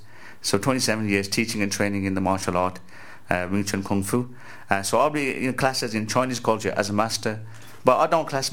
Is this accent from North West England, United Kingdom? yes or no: no; Walsall, West Midlands, United Kingdom; I'm from Walsall near Birmingham